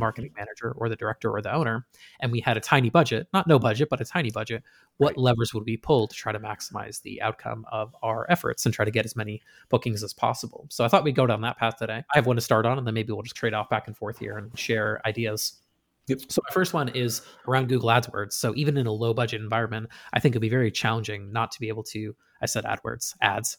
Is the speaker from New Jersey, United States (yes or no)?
no; Western Massachusetts, United States; moved away; growing up in Western Mass